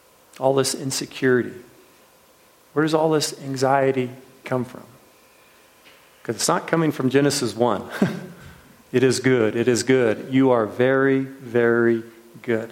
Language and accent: English; Washington, United States; I can remember it as a little kid in Washington State where they grow all these apples